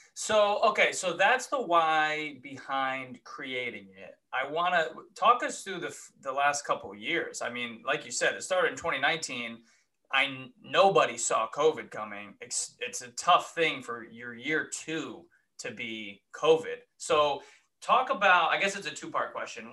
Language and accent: English; Connecticut, United States; moved away as an adult; also born or lived in New York / Ohio; now in Columbus, United States; I grew up on the East Coast